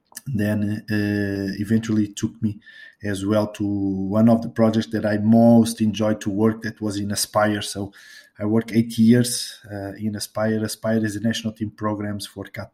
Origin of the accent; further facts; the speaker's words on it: Portugal; English is a second language; here in Portugal